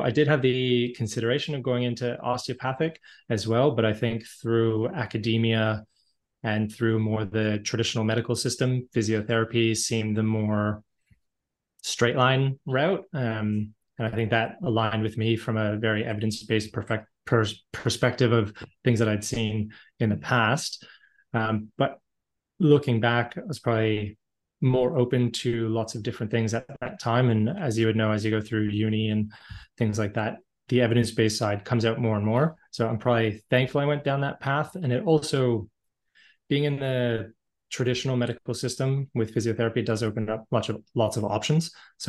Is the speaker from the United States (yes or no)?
no; Canada; But being Canadian, so typical, grew up playing hockey and lots of other sports, so always very active in my childhood.